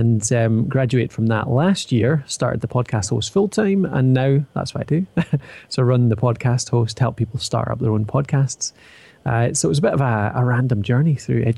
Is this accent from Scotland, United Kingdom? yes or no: yes; Edinburgh, Scotland, United Kingdom; accent: Scottish; now in Dundee, United Kingdom; I'm from Scotland, as you can probably tell from the accent, currently residing in Dundee, but started out in Edinburgh